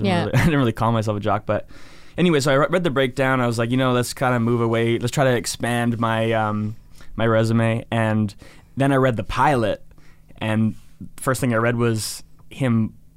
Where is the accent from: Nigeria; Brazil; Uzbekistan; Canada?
Canada; Penticton, British Columbia; so I was raised in Penticton.